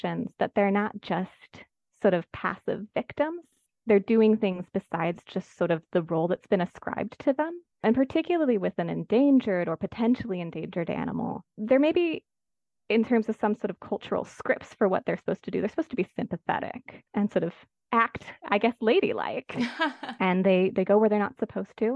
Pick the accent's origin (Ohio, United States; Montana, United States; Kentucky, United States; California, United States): California, United States; I'm actually from California